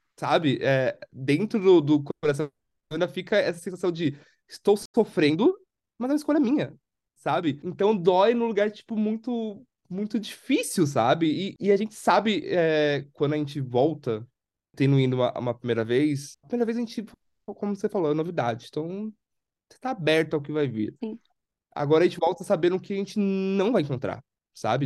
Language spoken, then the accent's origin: Portuguese; São Paulo, Brazil; moved away as an adult; eu sou de São Paulo